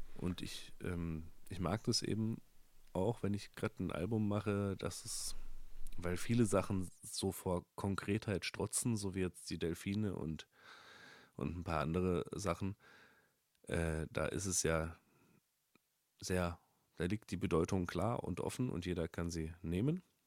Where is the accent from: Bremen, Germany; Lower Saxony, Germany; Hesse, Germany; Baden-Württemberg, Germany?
Baden-Württemberg, Germany; Upper Rhine Plain near Freiburg; now in Berlin, Germany; in der Rheinebene, wo ich aufgewachsen bin